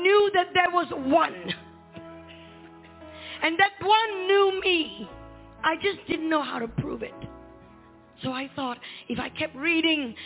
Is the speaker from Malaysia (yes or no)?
yes; Malaysia; where I was born in Malaysia